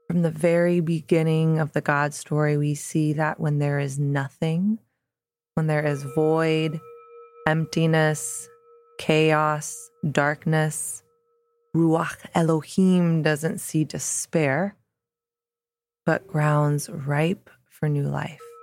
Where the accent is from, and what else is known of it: the South, Southern United States, United States; born or raised there; moved away as an adult; now in New York City, United States